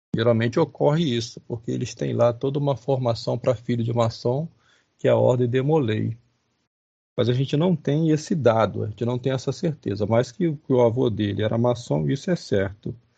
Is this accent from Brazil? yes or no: yes; Rio de Janeiro, Brazil; eu sou carioca, nasci no Rio de Janeiro